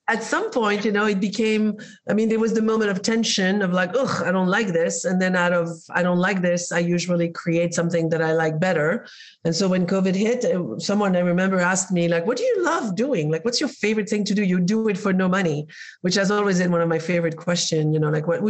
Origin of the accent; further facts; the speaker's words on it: Spain; moved away; I was raised in Spain